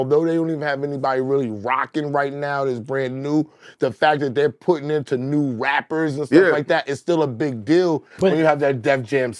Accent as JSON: {"language": "English", "town": "Dallas", "region": "Texas", "country": "United States", "tie": "born or raised there", "said": "I grew up with Chaotic in Dallas in the same crib."}